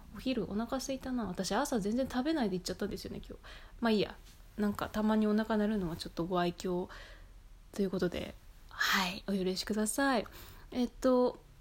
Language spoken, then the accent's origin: Japanese; Japan; moved away as an adult; now in Vancouver, Canada; 私も日本で生まれて女性として19年ぐらいずっと生きてる